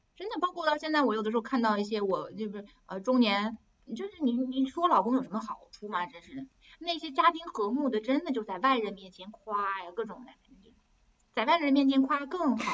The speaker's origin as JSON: {"language": "Chinese", "country": "China", "moved": "as an adult", "lives_now": "France", "said": "我是一个中国人，我跟着那些，我是唯一的中国人"}